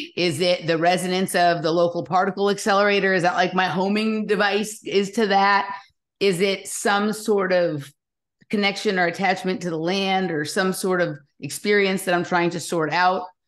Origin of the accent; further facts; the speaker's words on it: Los Angeles, California, United States; moved away as an adult; also born or lived in Chatsworth / New York / Arizona / Malibu; I grew up in Los Angeles